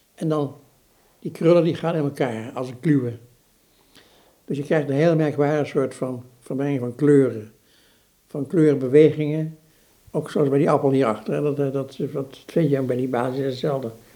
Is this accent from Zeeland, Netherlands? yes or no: no; Eindhoven, North Brabant, Netherlands; ik ben opgegroeid in Eindhoven